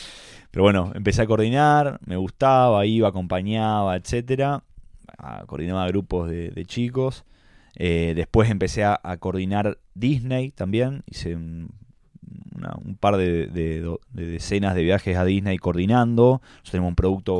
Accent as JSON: {"language": "Spanish", "town": "Rosario", "region": "Santa Fe", "country": "Argentina", "tie": "born or raised there", "moved": "as an adult", "lives_now": "Buenos Aires, Argentina", "said": "Yo nací en Rosario, familia súper italiana"}